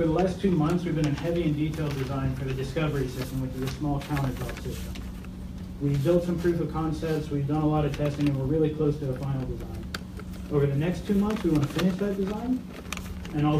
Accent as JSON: {"language": "English", "town": "Ocala", "region": "Florida", "country": "United States", "said": "we're both from Ocala"}